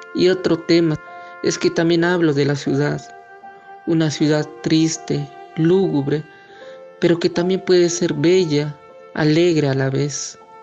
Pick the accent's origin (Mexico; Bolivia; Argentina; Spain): Mexico; San Juan Chamula, Chiapas; soy originario de San Juan Chamula, hablo la lengua tzotzil